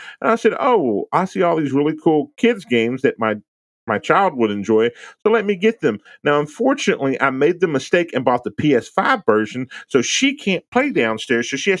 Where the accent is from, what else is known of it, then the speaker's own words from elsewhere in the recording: Texas, United States; I'm from Texas, so I grew up in a Spanish neighborhood